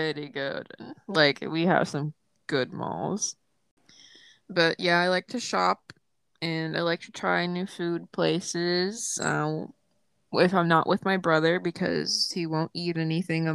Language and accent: English; Woodlawn, Tennessee, United States; also born or lived in Clarksville, Tennessee; my hometown is Woodlawn, but, which is, like, 2,000 people